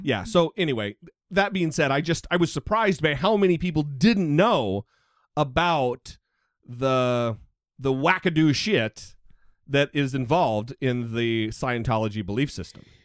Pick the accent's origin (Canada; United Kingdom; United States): United States; I grew up on an Indian reservation